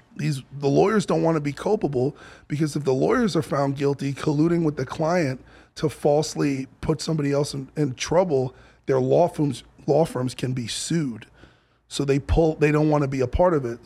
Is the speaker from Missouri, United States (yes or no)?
no; New York, United States; I grew up in New York